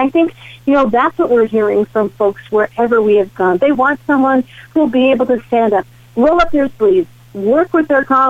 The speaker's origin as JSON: {"language": "English", "region": "Nebraska", "country": "United States"}